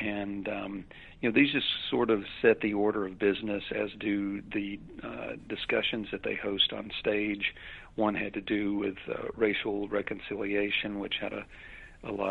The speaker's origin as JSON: {"language": "English", "town": "Birmingham", "region": "Alabama", "country": "United States", "tie": "born or raised there", "said": "Birmingham, which is my hometown"}